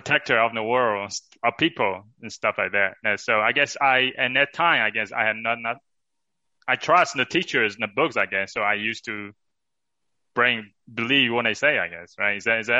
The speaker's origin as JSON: {"language": "English", "country": "China", "tie": "born or raised there", "moved": "yes", "said": "growing up in China"}